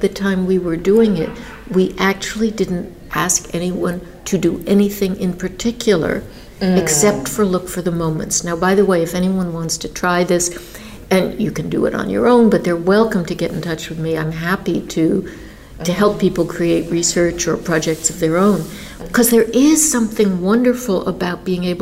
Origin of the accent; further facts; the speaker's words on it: New York, United States; I grew up in New York